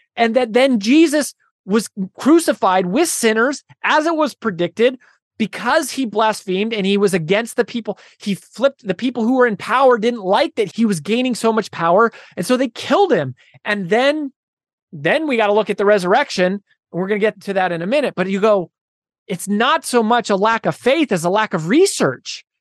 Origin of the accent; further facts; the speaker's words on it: Frederick, Colorado, United States; moved away as an adult; also born or lived in Boulder, Colorado; now in Nashville, United States; I was born in Boulder, Colorado, but I went to Frederick High School. So I was raised in Frederick, but I live in Nashville.